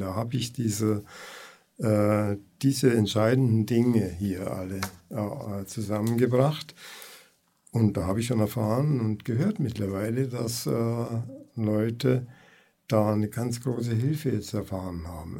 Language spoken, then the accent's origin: German; Kempten, Bavaria, Germany; moved away as an adult; ich bin eigentlich in Kempten geboren und aufgewachsen, aber dann bin ich in alle Welt irgendwie herum gewesen, 25 Jahre weg und irgendwie hat uns Gott wieder dahin geführt.